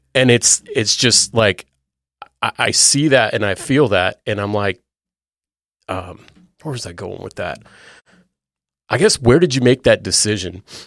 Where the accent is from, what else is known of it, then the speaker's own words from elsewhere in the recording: California, United States; moved away; I'm from California originally